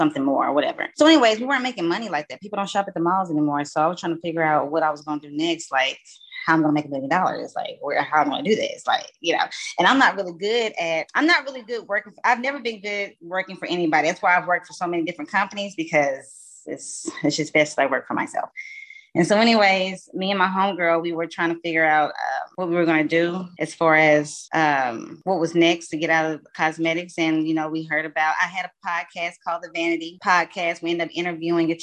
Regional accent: East Texas, United States; I am from East Texas

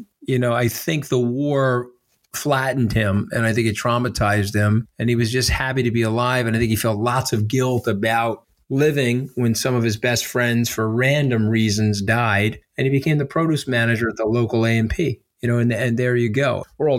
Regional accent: Port Washington, New York, United States; I'm a North Shore baby. I grew up in Port Washington with your friend John Stark.

